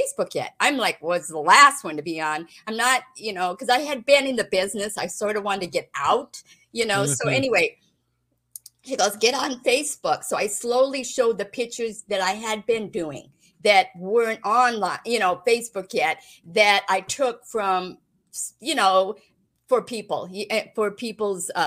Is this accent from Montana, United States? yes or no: yes; Great Falls, Montana, United States; Growing up in Great Falls, Montana, family of five